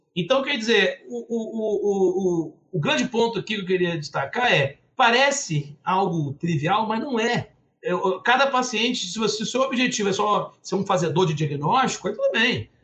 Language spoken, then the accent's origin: Portuguese; Campos dos Goytacazes, Rio de Janeiro, Brazil; eu sou natural de Campos, Goitacazes, uma cidade interior aqui do Rio